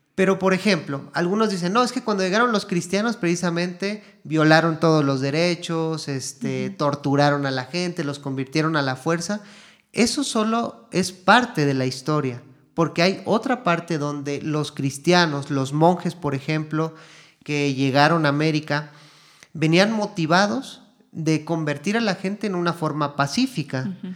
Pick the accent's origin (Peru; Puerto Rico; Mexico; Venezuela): Mexico; moved away as an adult; now in Guatemala; yo soy mexicano de nacimiento, pero ya llevo aquí ocho años en, Guatemala